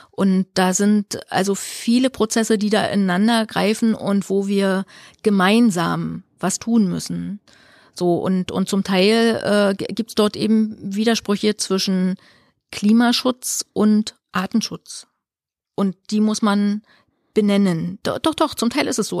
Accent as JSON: {"language": "German", "region": "Mecklenburg-Vorpommern", "country": "Germany", "said": "für uns als Ostdeutsche"}